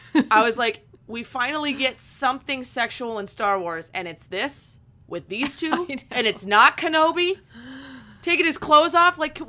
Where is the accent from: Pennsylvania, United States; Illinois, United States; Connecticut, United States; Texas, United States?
Pennsylvania, United States; I come from Northwestern Pennsylvania. So it's a very big railroad, train centric area, coal mining.